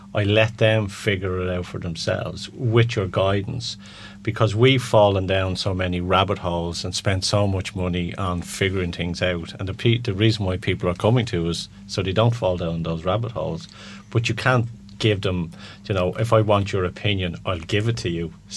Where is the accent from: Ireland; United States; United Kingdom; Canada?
Ireland; being Irish as well